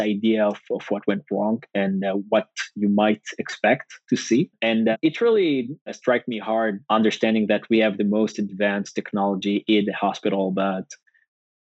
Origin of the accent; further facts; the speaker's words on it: Northern District, Israel; I grew up in the north